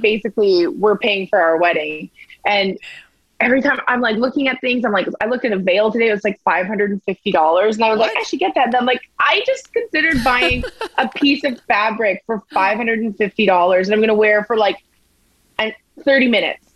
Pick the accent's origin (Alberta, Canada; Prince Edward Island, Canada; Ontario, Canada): Alberta, Canada; Edmonton; I'm a, am a fan of my hometown, so I don't mind living here